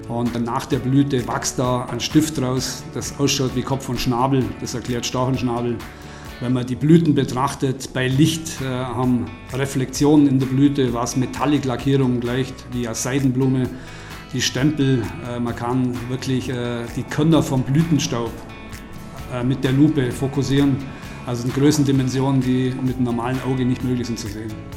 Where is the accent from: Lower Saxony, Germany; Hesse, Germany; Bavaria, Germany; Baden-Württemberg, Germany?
Bavaria, Germany; Oberstaufen; Das bleibt nicht aus, wenn man Oberstaufner ist.